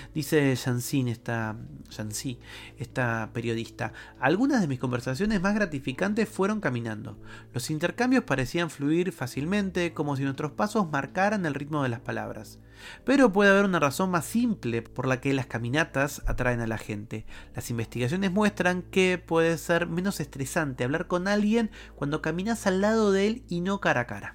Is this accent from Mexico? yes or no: no; Argentina; en mi país, en Argentina